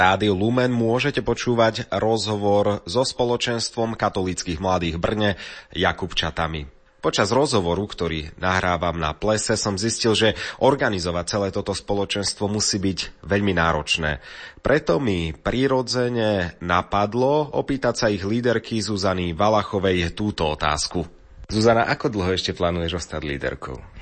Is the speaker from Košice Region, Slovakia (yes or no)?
yes; Košice, Košice Region, Slovakia; aj ja som východňar z Košíc